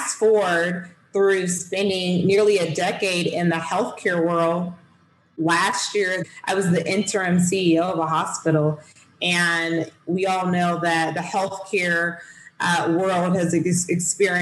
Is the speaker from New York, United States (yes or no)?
no; Southwest Georgia, United States; I'm from Southwest Georgia, small rural town, and I didn't have a lot of opportunities growing up here